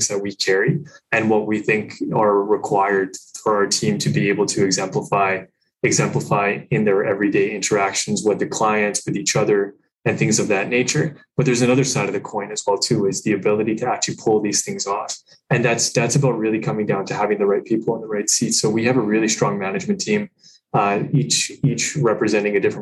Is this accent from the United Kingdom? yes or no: yes; England, United Kingdom; now in Canada; I'm from England.